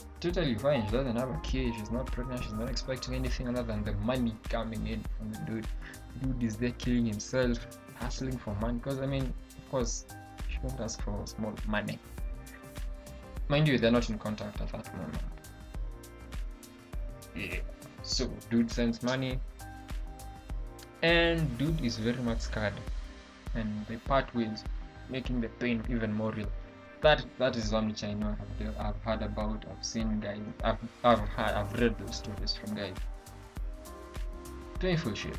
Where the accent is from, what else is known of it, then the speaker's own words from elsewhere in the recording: Kenya; we have our issues here with the Nigerians as Kenyans